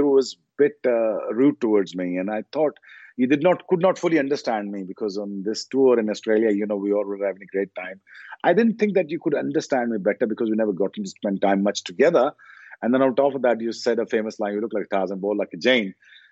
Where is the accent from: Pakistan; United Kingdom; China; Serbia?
Pakistan; as a Pakistani